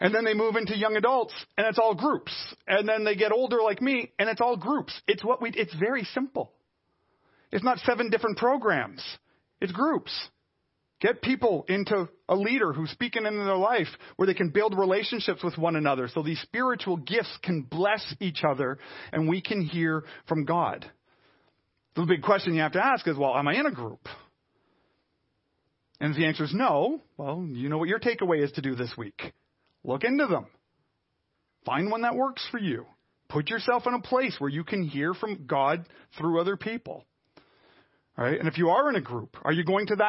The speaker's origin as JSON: {"language": "English", "town": "Montreal", "region": "Quebec", "country": "Canada", "said": "I'm a Canadian, Caucasian, West Island suburban boy"}